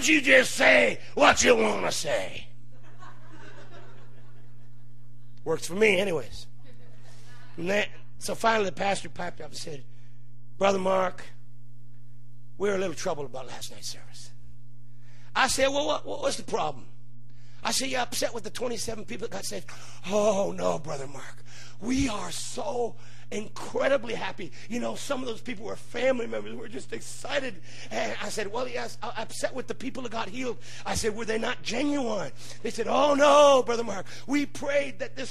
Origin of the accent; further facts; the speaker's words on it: Hamilton, Ontario, Canada; I was born in Hamilton, Ontario. I am a Canadian